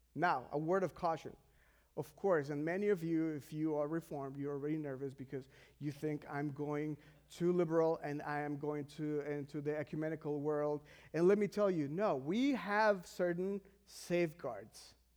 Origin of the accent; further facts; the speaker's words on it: Mexico; I am from Mexico